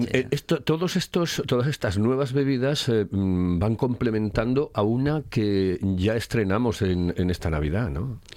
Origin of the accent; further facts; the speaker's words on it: Oviedo, Asturias, Spain; yo me vacuno en Oviedo, evidentemente soy de Oviedo